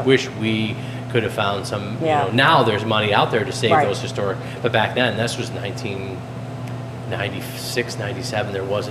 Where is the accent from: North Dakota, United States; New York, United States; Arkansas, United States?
New York, United States; Fayetteville; I'm 67, so I was one of seven, born and raised in Fayetteville